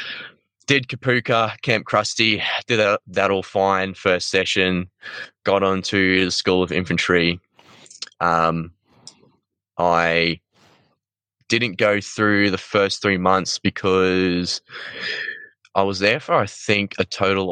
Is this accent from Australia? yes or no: yes; Queensland, Australia; moved away as an adult; also born or lived in Gympie / Sunshine Coast / Ukraine; I grew up in Queensland, town called I was born in a town called Gympie. Unfortunately, I spent most of my childhood time on the Sunshine Coast, like Noosa, Coolum, all that stuff.